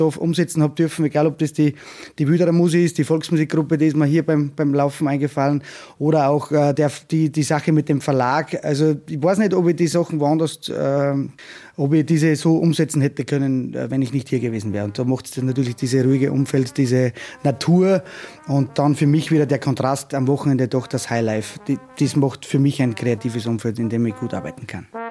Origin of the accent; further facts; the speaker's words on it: Salzburg, Austria; moved away as an adult; also born or lived in Vienna; now in Johnsbach, Austria; in meiner alten Heimat in Salzburg